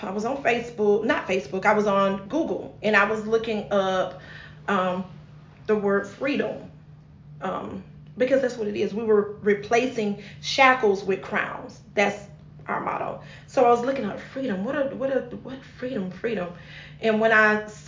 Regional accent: Thomasville, Georgia, United States; I'm born and raised in the great city of Thomasville, Georgia.

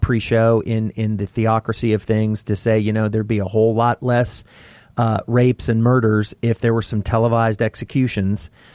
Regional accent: United States; my right as an American citizen

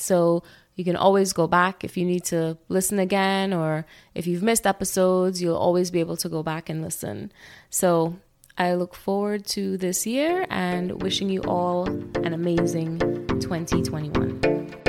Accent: Trinidad & Tobago; growing up in Trinidad

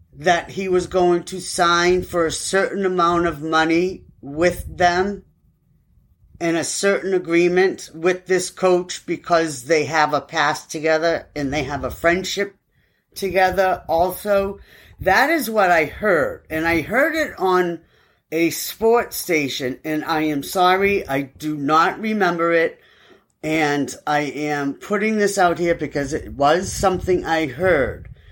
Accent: Everett, Massachusetts, United States; now in South Carolina, United States; I am from Everett. And I grew up there for a long time

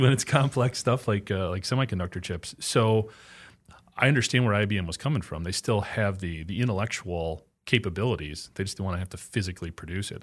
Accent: Juneau, Wisconsin, United States; there was a factory growing up in Juneau, Wisconsin

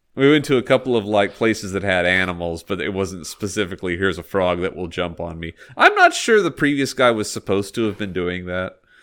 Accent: Texas, United States; moved away; where I grew up in Texas is very, very close to a national park

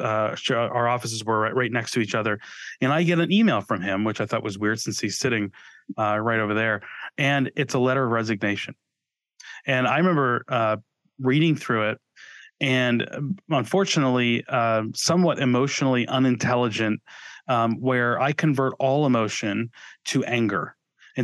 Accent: New England, United States; moved away as an adult; also born or lived in Boston area; now in Austin, United States; Growing up in New England

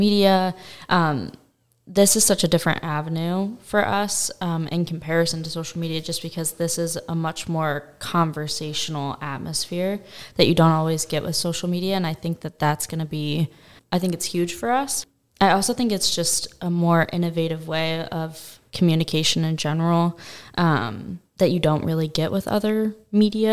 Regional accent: Toledo, Ohio, United States; growing up in Toledo

